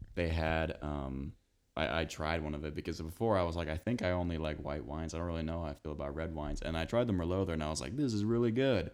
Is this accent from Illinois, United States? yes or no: yes; Big Rock, Illinois, United States; moved away as an adult; now in Bloomington, United States; growing up in Big Rock